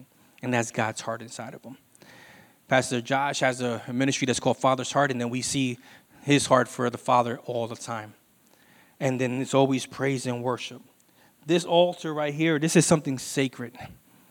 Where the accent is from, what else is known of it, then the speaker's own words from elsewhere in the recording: Puerto Rico; We're from Puerto Rico